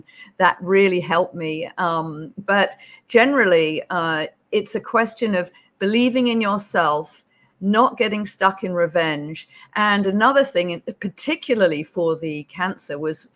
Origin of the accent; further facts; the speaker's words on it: United Kingdom; accent: British; moved away as an adult; also born or lived in Beijing; now in Hawaii, United States; as you can probably tell from my accent, I'm British